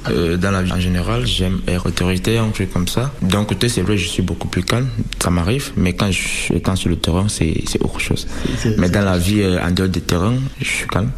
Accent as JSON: {"language": "French", "country": "Cameroon", "tie": "born or raised there", "moved": "yes", "said": "ma ville natale, où je suis né, j'ai grandi"}